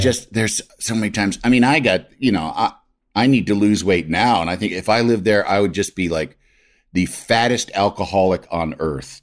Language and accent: English; Midwest, United States; as a Midwesterner